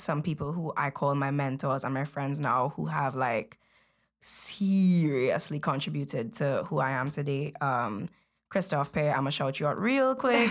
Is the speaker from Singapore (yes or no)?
no; Belize; moved away; I was born in Belize, so while we were in Belize, she was a seamstress